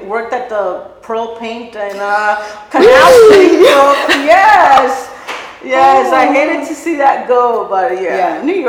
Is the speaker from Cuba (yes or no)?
yes; Cuba; I moved from, we came from Cuba with my immediate family, basically, my mom, dad, and mm-hmm. Sister.